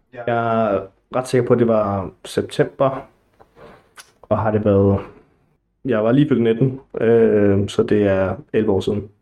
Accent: Næstved, Zealand, Denmark; moved away as an adult; now in Gentofte, Denmark; Jeg er oprindeligt fra Næstved

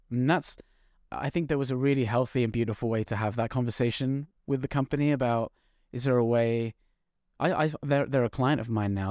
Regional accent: London, United Kingdom; I'm from North London

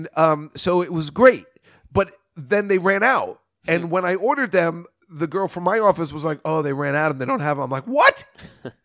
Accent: Edison, New Jersey, United States; I live in Edison, New Jersey. I'm from Edison, New Jersey

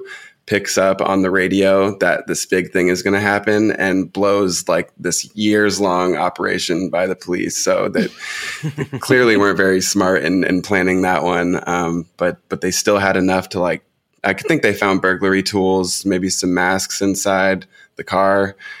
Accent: Portland, Oregon, United States; I grew up in Portland, Oregon, and it was very inescapable there, too.

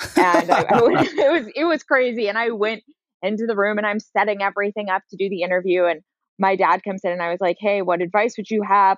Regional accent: San Francisco, California, United States; I grew up in San Francisco proper.

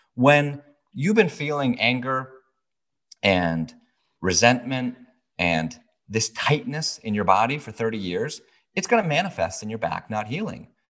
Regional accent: Brookfield, Connecticut, United States; also born or lived in New York City / California; now in Newtown, United States; I grew up in Brookfield, Connecticut, which is just the town over

